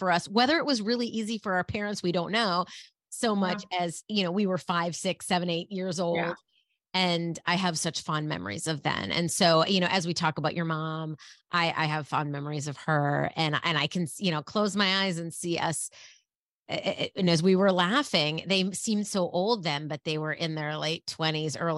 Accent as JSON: {"language": "English", "town": "Minneapolis", "region": "Minnesota", "country": "United States", "tie": "born or raised there", "also_born_or_lived": "Leonardo, New Jersey", "said": "I talk a lot about Minneapolis, because that's where I grew up"}